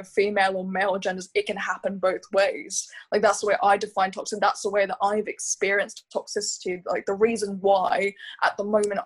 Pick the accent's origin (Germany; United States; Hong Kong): Hong Kong; growing up in Hong Kong, going into an international school, I went to a school called West Island School